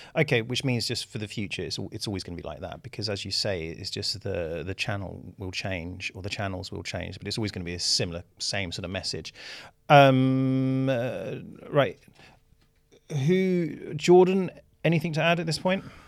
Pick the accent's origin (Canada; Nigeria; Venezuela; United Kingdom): United Kingdom; as a British person